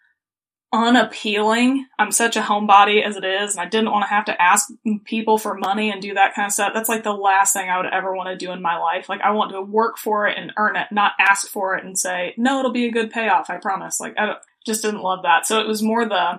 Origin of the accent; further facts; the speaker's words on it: Muncie, Indiana, United States; also born or lived in Missouri; Yeah, so I actually was born and raised in Muncie, Indiana.